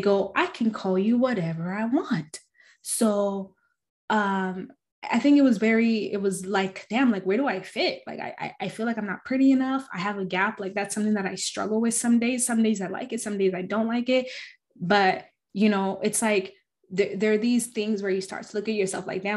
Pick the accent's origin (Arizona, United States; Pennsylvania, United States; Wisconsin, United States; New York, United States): Arizona, United States; growing up in Arizona, it's very anti-Black